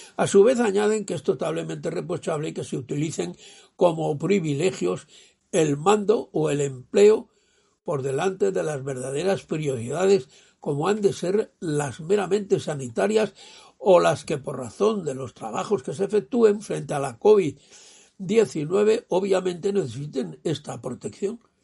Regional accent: Spain; un español nonagenario, yo

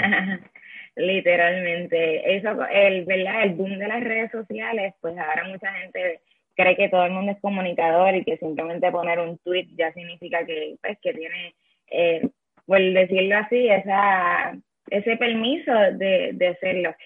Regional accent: Yabucoa, Puerto Rico; also born or lived in Madrid, Spain; yo soy de Yabucoa, los azucareros de Yabucoa

